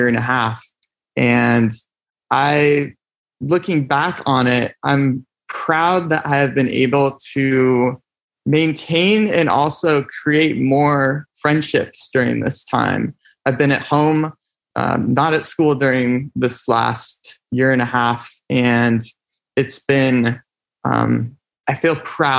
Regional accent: Mukilteo, Washington, United States; I am from Mukilteo, Washington, and I'm going to school at Western Washington University

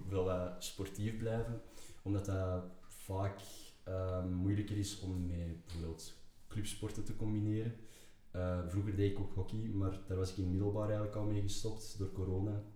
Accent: Antwerp, Flanders, Belgium; geboren en getogen in Antwerpen

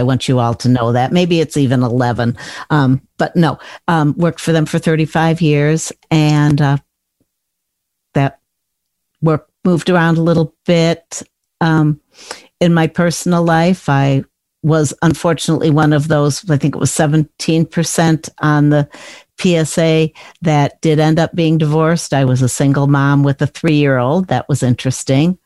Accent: Chicago, Illinois, United States; I grew up in the Chicago area

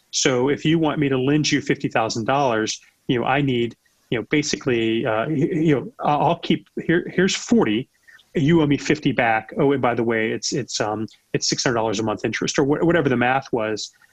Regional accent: United States; I'm an American

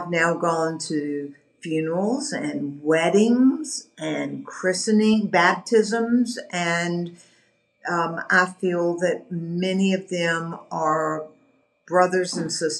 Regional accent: the American South, United States; being a Southerner, you know, we have a heritage of greeting people and welcoming people

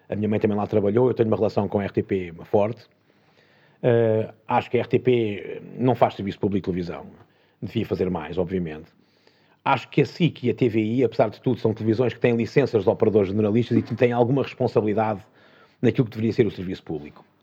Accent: Portugal; Eu, eu sou português, mas não tropa, não, não nasci aqui.

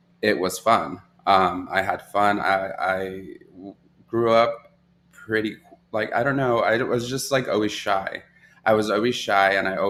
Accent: Los Angeles, California, United States; also born or lived in Ventura County, California; I was born in Ventura County. And then I kind of was raised in the San Fernando Valley

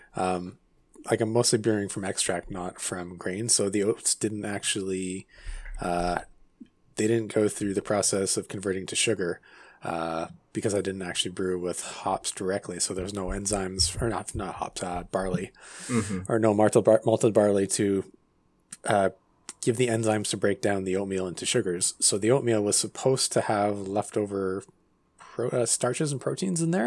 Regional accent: Vancouver, British Columbia, Canada; Yeah, I'm from Vancouver

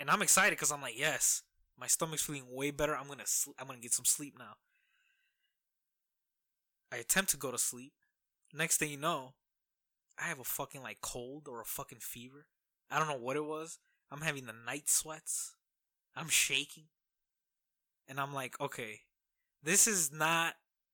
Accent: Midwest, United States; as any Midwesterner, blue collar man

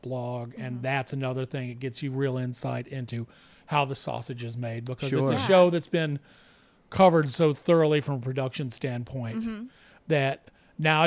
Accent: the South, United States; I grew up in the South in the 70s and 80s

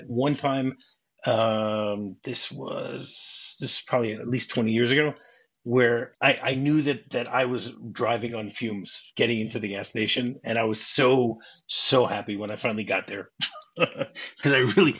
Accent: Detroit, Michigan, United States; I grew up in Detroit. Okay, or the suburbs of Detroit.

